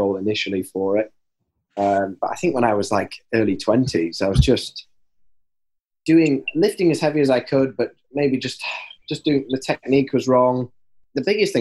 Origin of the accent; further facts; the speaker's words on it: Yorkshire and the Humber, United Kingdom; I'm from Yorkshire